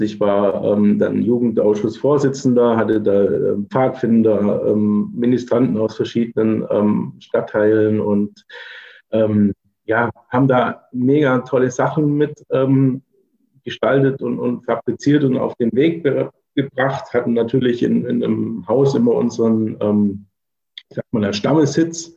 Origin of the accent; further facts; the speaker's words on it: Swabia, near Stuttgart, Baden-Württemberg, Germany; moved away as an adult; also born or lived in Berlin / Cologne / Allgäu; now in Braunschweig, Germany; ich bin gebürtiger Schwabe, ne, komme aus der Nähe von Stuttgart